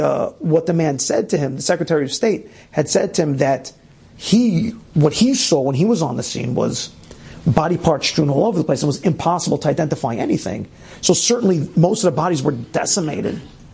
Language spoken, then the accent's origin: English; Scotland, United Kingdom; born there; I was born in Scotland, and as I listened to the news, I felt connected to what had happened